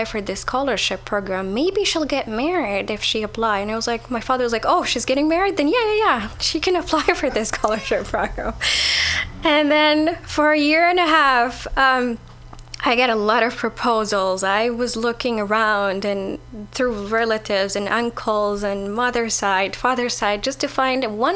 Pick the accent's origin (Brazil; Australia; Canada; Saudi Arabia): Saudi Arabia; moved away